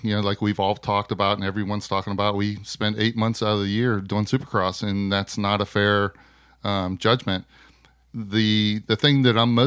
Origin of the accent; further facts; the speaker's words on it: Pennsylvania, United States; I'm from Pennsylvania